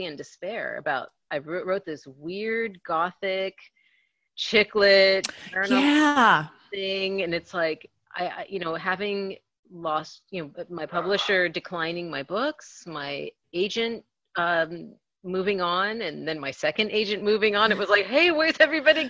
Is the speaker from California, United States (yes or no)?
yes; National City, California, United States; That's my hometown.